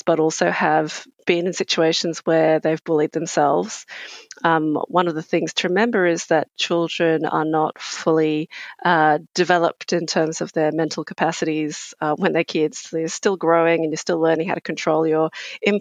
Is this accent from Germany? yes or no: no; England, United Kingdom; now in Australia; I grew up in England, and I'm of Asian origin.